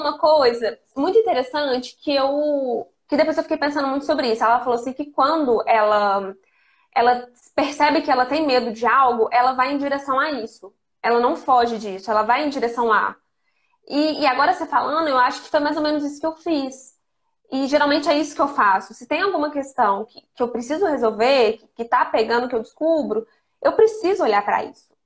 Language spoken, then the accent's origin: Portuguese; Lavras, Minas Gerais, Brazil; moved away as an adult; also born or lived in Ijaci, Brazil / Belo Horizonte, Brazil; now in Brasília, Brazil; vida toda eu vivi em Lavras, porque eu estudei em Lavras